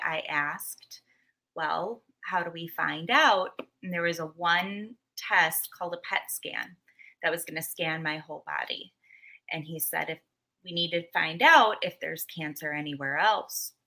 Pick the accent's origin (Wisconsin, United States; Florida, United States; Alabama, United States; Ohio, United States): Wisconsin, United States; Muskego; I am from Muskego, Wisconsin